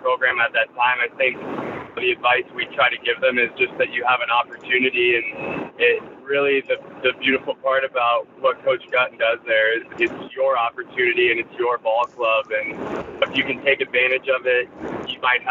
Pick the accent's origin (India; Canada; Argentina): Canada; just outside Toronto, Ontario; moved away as an adult; also born or lived in Missouri; I grew up in just outside Toronto, Ontario